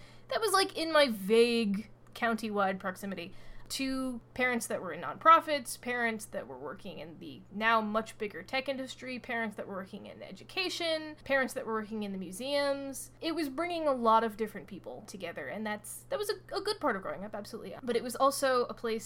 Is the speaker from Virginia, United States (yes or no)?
yes; Fairfax, Virginia, United States; also born or lived in Boston area; now in Boston, United States; I am from Fairfax and Chantilly, really specifically, which is kind of a boring place to grow up